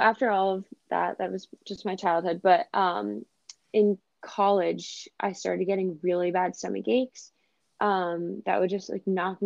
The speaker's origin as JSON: {"language": "English", "region": "Rhode Island", "country": "United States", "also_born_or_lived": "New York", "moved": "as an adult", "said": "I'm originally from Rhode Island, moved to New York after college"}